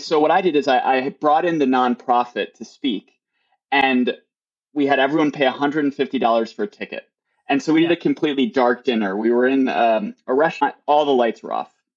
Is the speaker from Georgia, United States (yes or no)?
no; near Milwaukee, Wisconsin, United States; now in California, United States; I grew up near Milwaukee, which is a large city